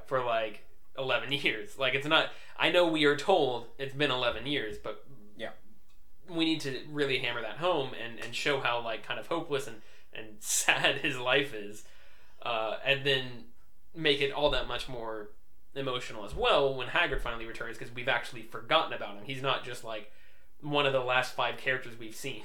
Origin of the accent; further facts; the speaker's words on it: United States; we are indeed from America